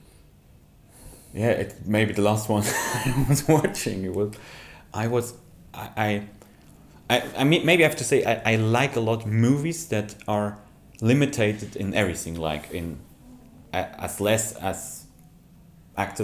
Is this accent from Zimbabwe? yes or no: no; Switzerland; I'm from Switzerland